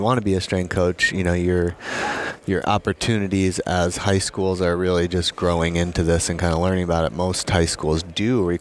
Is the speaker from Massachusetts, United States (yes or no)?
no; Vermont, United States; I'm from Vermont, so I can say that I've always felt we were a little behind the times in New England